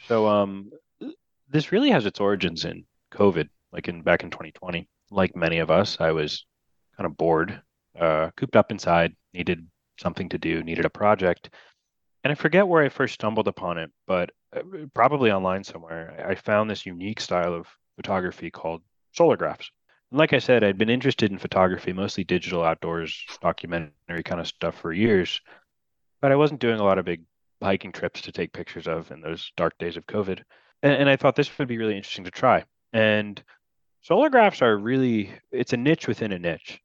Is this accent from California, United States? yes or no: no; New Jersey, United States; New Jersey, uh, my home state